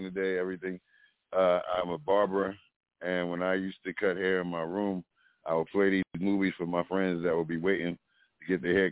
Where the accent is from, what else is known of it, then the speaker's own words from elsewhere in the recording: East Orange, New Jersey, United States; I grew up in East Orange